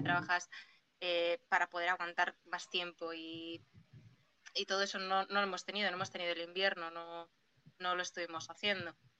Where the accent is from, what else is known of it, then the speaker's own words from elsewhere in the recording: Portugalete, Basque Country, Spain; Yo no soy de Castro, yo soy de Porto